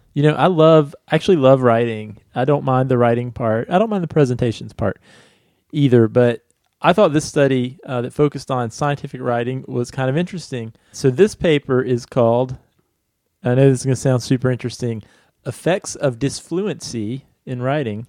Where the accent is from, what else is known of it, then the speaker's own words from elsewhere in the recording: Virginia, United States; Crozet from my home state